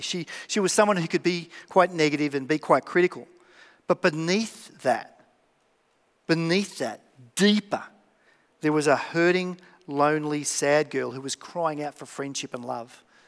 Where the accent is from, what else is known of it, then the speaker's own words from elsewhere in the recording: Melbourne, Victoria, Australia; I'm from Melbourne.